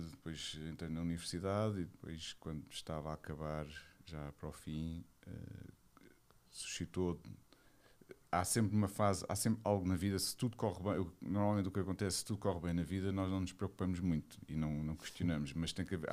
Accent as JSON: {"language": "Portuguese", "region": "Lisbon", "country": "Portugal", "tie": "born or raised there", "said": "Eu sou de Lisboa. Lisboa. Alfacinha de gema, como se costuma dizer."}